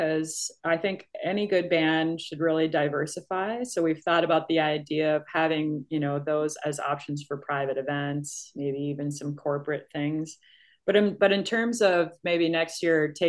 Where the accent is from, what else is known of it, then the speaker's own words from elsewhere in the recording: Minnesota, United States; where I grew up in Minnesota